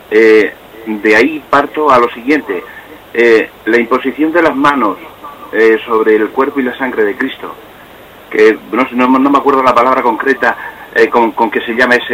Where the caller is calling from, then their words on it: Cáceres, Extremadura, Spain; de Cáceres.